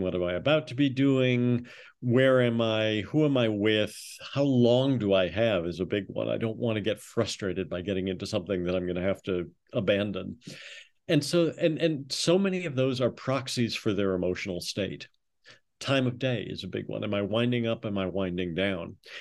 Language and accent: English; Minneapolis, Minnesota, United States; I grew up in Minneapolis